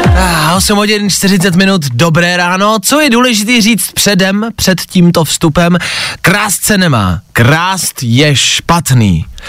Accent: Plzeň, Plzeň Region, Czechia; Já jsem z Plzně

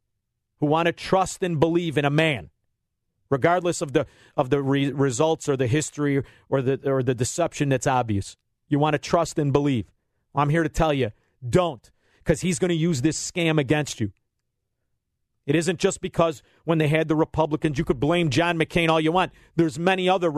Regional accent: Illinois, United States; We're from Illinois.

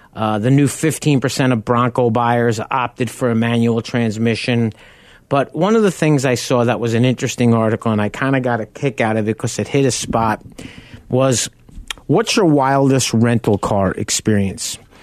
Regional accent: Long Island, New York, United States; moved away; also born or lived in South Farmingdale; I grew up on Long Island.

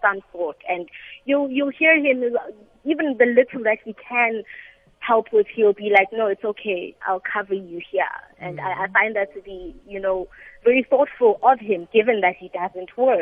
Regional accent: South Africa; I'm South African

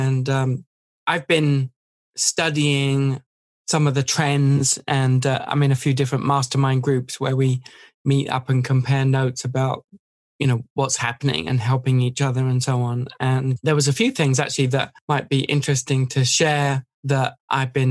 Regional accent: England, United Kingdom; moved away as an adult; now in United States; I moved away from England

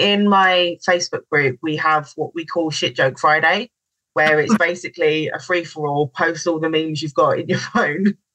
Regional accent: London, United Kingdom; moved away as an adult; also born or lived in Mallorca / Barbados; I'm from London

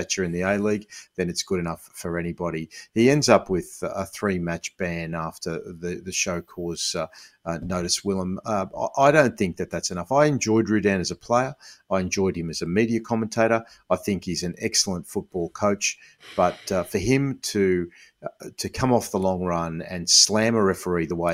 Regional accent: Sydney, New South Wales, Australia; I grew up in Western Sydney.

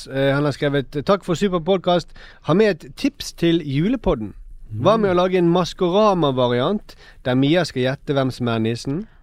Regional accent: Northern Norway, Norway; Jeg er fra Nord-Norge

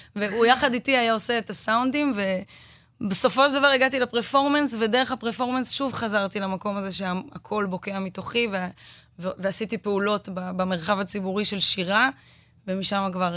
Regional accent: Israel; אנחנו בתור ישראלים

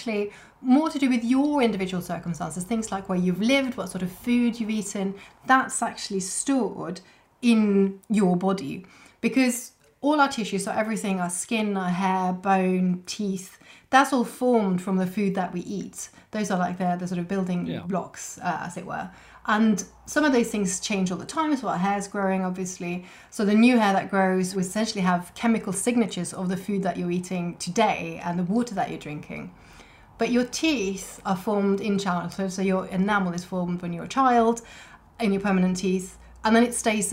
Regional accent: Norway; now in Wiltshire, United Kingdom; I grew up in Norway

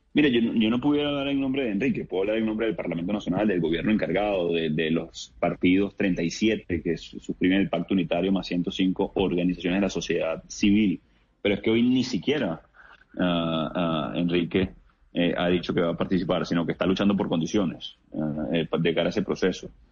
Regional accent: Venezuela; Estamos luchando en Venezuela

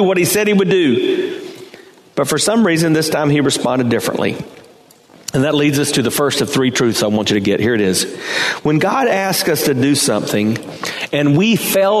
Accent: Hartsville, South Carolina, United States; now in Temple Terrace, United States; I was born in Hartsville, South Carolina

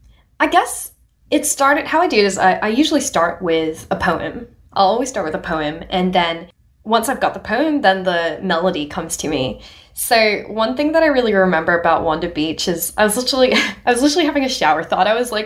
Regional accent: Hong Kong; born or raised there; also born or lived in India; now in Australia

